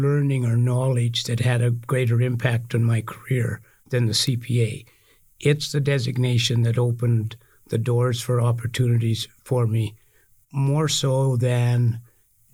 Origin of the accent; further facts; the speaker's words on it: Saskatchewan, Canada; moved away as an adult; now in Alberta, Canada; I'm originally from Saskatchewan. I grew up on a farm there. I came to Alberta